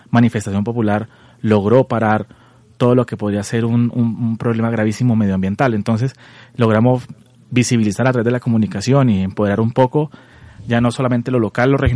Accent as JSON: {"language": "Spanish", "country": "Colombia", "said": "Soy colombiano, igual que tú. Viví un tiempo en el exterior. Y bueno, ahora en esta hermosa tierra"}